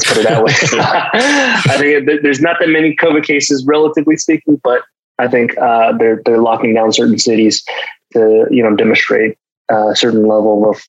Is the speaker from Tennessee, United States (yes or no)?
yes; Memphis, Tennessee, United States; English is a second language; also born or lived in Tianjin, China; I immigrated here from China and I didn't know a single word of English at the age of 8. And I started second grade here in the States, grew up in Memphis, Tennessee